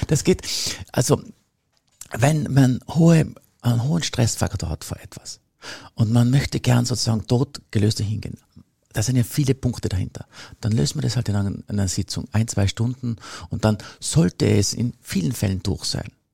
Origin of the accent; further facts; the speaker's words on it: Tyrol, Austria; Bei uns in Tirol